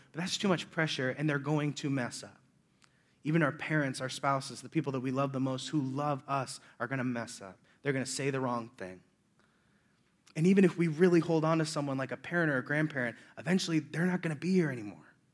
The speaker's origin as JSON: {"language": "English", "town": "Omaha", "region": "Nebraska", "country": "United States", "said": "I'm from Omaha, Nebraska"}